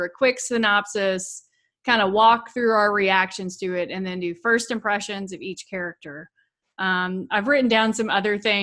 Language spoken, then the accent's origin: English; Danville, Kentucky, United States; growing up in Danville, we had a pretty big high school football team.